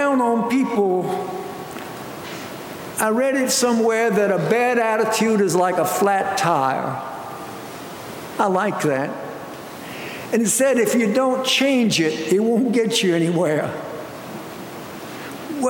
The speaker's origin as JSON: {"language": "English", "country": "United States", "said": "as American people"}